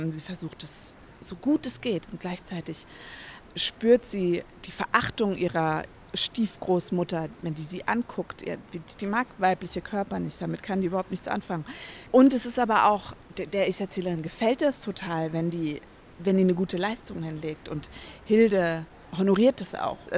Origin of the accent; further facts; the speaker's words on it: Hesse, Germany; now in Berlin, Germany; Unterschiedlich. Also teilweise ähm, im Odenwald. Also wir sind ein paar Mal umgezogen, aber teilweise im Odenwald, das ist bei Frankfurt.